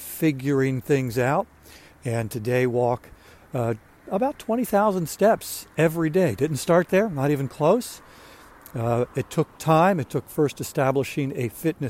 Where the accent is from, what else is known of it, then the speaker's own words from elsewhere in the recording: Maryland, United States; moved away as an adult; now in South Carolina, United States; I'm from Maryland, just moved down here a little more than a year ago